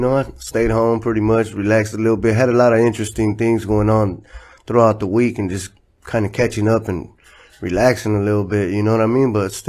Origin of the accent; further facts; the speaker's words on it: Los Angeles, California, United States; also born or lived in Inglewood, California; I grew up in Florence in the you know, south central area, south side